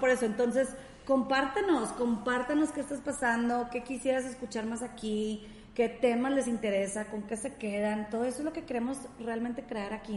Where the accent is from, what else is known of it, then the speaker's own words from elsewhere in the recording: Monterrey, Nuevo León, Mexico; accent: regio, norteña; tenemos un acento regio, yo creo que yo también soy muy norteña